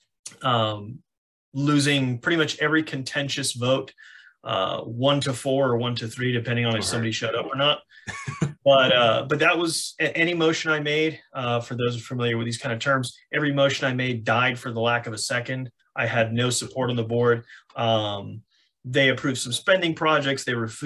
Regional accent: Miami, Florida, United States; moved away; born and raised in Miami-Dade County, Florida

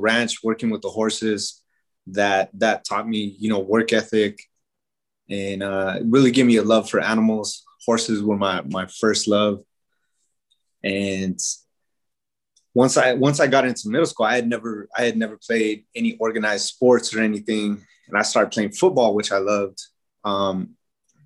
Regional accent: Pueblo of Isleta, New Mexico, United States; also born or lived in Albuquerque, New Mexico; So I was born here in Albuquerque, but we lived there in the Pueblo of Isleta with my mom and dad

